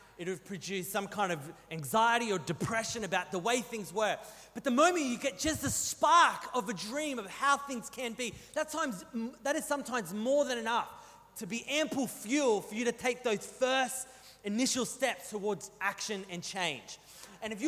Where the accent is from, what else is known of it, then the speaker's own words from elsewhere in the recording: New South Wales, Australia; moved away; I grew up in New South Wales, and I got no problem taking the mick out of Welshmen because I grew up in primary school in New South Wales in the 90s